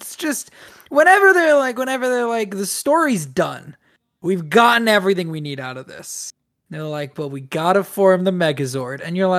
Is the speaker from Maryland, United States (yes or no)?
yes; Maryland, United States; I'm from Maryland